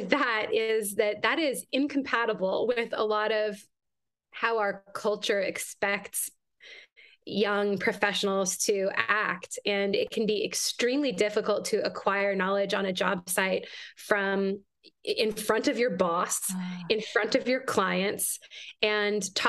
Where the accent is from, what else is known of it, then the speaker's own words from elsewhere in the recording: Canada; moved away as an adult; now in United States; I'm Canadian originally, and I've been in the United States for a long time